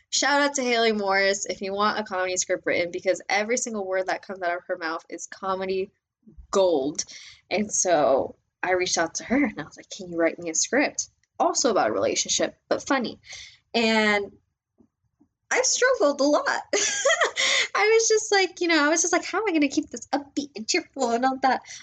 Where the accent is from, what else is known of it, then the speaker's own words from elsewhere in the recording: Mexico; also born or lived in Panama / United States; I was born in Mexico. Um, my mom's side of the family is from Mexico. My dad's side of the family is Panamanian. And I've grown up in Mexico.